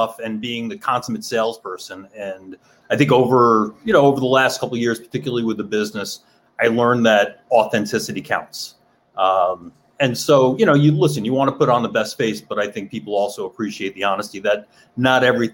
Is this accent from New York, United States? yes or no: yes; New York, United States; I grew up in New York.